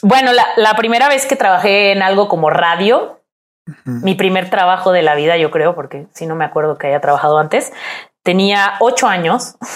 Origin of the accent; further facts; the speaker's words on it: Puebla, Mexico; moved away as an adult; also born or lived in Mexico City; en mi ciudad. Soy de Puebla.